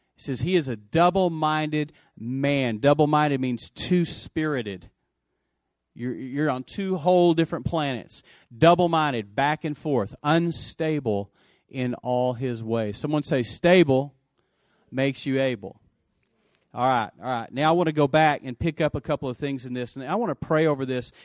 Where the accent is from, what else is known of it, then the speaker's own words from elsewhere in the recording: West Texas, United States; I grew up in West Texas